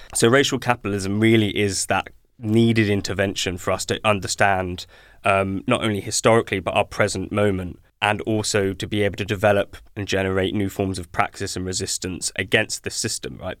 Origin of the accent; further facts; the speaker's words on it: Ashford, South East England, United Kingdom; I was born in Ashford